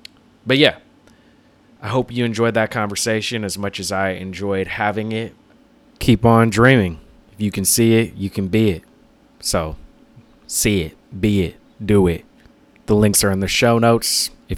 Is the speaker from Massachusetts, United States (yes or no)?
no; Seattle, Washington, United States; moved away; I'm actually flying out to my hometown of Seattle in a couple of days.